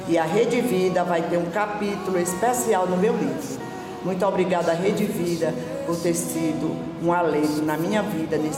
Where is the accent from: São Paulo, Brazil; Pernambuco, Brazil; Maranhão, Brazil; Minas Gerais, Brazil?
Maranhão, Brazil; Brejo; 73 anos, sou maranhense da cidade de Brejo.